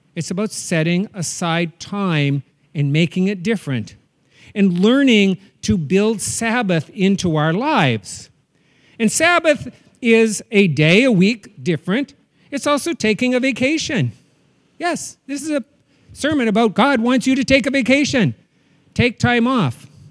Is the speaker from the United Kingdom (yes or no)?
no; North Dakota, United States; When I was a kid growing up in North Dakota